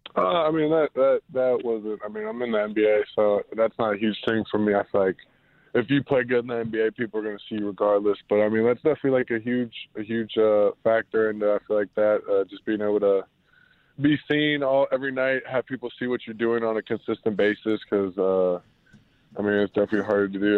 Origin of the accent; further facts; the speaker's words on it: Cincinnati, Ohio, United States; moved away; I grew up, I'm from Cincinnati